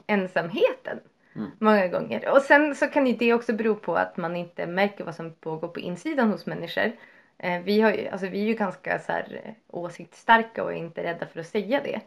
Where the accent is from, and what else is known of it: Sweden